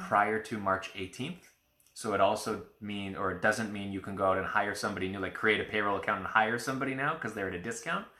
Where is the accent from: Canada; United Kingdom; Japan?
Canada; we're Canadian